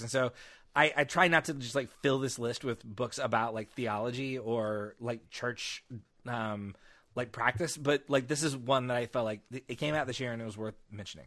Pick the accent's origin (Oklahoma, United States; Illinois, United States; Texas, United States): Oklahoma, United States; I grew up in Oklahoma